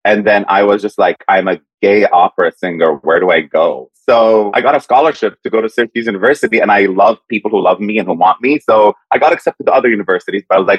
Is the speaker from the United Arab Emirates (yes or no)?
yes; Dubai, United Arab Emirates; born there; also born or lived in Saudi Arabia; I was born in Dubai.